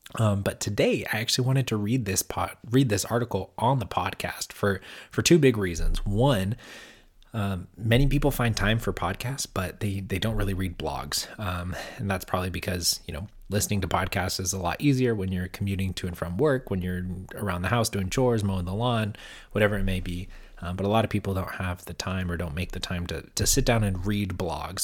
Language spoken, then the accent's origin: English; California, United States; I'm from California and most of my family's in California